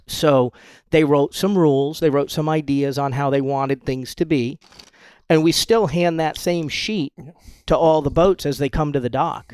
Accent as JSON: {"language": "English", "region": "Rhode Island", "country": "United States", "tie": "born or raised there", "moved": "as an adult", "lives_now": "Isla Mujeres, Mexico", "said": "I grew up in Rhode Island"}